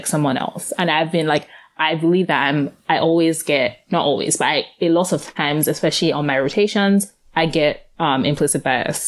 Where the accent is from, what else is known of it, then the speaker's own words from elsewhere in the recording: Nigeria; now in Philadelphia, United States; I grew up in Nigeria